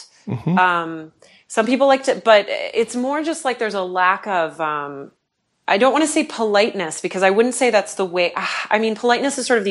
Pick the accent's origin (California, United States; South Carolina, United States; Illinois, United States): Illinois, United States; Chicago; moved away; I'm originally from Chicago